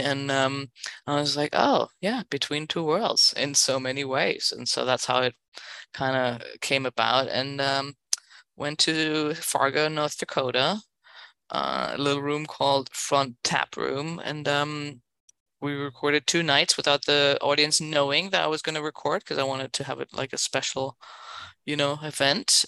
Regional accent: Berlin, Germany; English is a second language; also born or lived in San Francisco, United States / Los Angeles, United States; now in New York, United States; That's the accent. I'm originally from Berlin

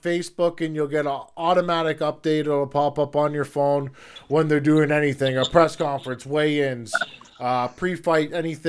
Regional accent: Peterborough, Ontario, Canada; now in Saskatchewan, Canada; I'm from Peterborough.

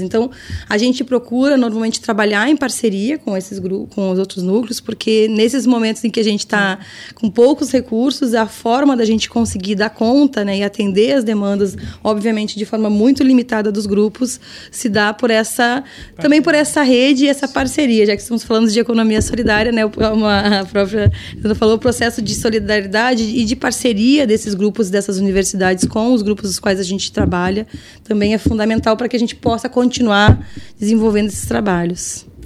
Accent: São Lourenço do Sul, Rio Grande do Sul, Brazil; eu sou lá de São Lourenço

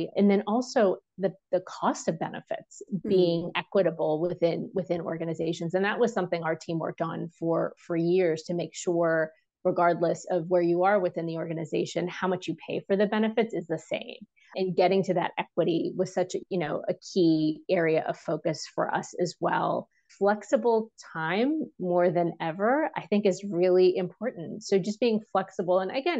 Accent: India; because it wasn't about me advocating as an Indian woman in a room.

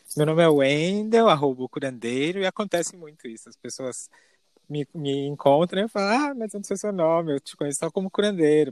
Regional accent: São Paulo, Brazil; moved away as an adult; now in Vale do Capão, Brazil; sou da capital de São Paulo, nasci e cresci lá.

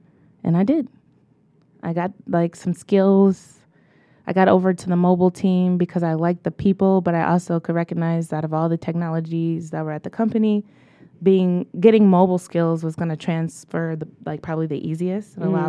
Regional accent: Detroit, Michigan, United States; growing up in Detroit, I did go to the best elementary and middle school, Bates Academy.

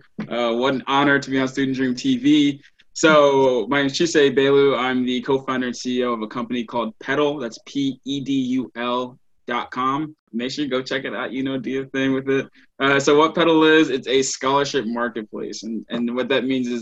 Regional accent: Baton Rouge, Louisiana, United States; moved away as an adult; now in New Jersey, United States; originally I'm from Baton Rouge, Louisiana

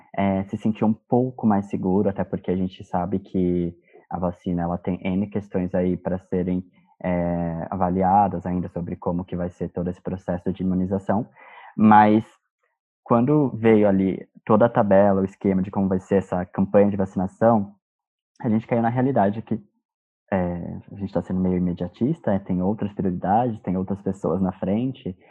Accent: São Paulo, Brazil; nós somos de São Paulo

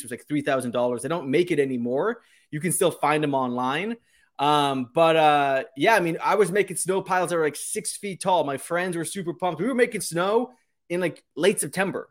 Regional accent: New Hampshire, United States; I grew up in New Hampshire

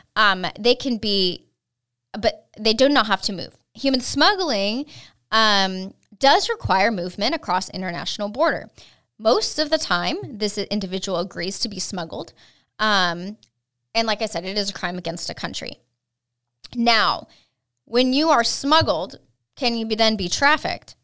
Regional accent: California, United States; moved away as an adult; now in Texas, United States; I was raised in California

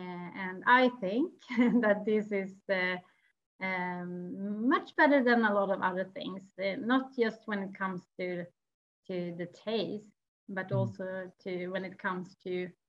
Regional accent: Orsa, Dalarna County, Sweden; Yeah, I can take you back to my hometown, Orsa. It's a small village in the middle of Sweden where I grew up.

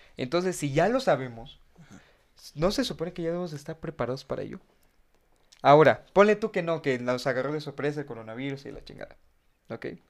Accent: Mexico; cuántos mexicanos somos

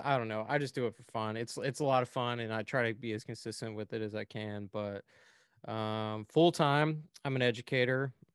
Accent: Houston, Texas, United States; also born or lived in Lake Charles, Louisiana / Las Vegas, Nevada; I grew up in the Houston area

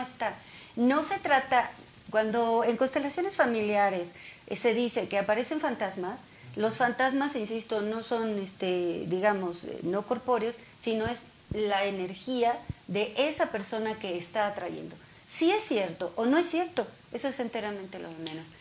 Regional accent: Mexico; nosotros como mexicanos

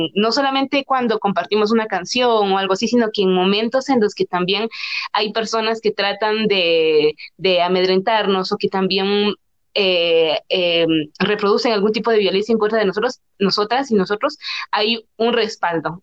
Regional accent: San Juan Comalapa, Chimaltenango, Guatemala; mi comunidad, de mi pueblo, y aparte que, por ejemplo, Comalapa es una tierra de muchísimos artistas

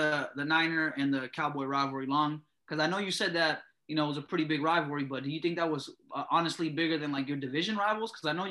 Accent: the Bay Area, California, United States; man, I'm from the Bay.

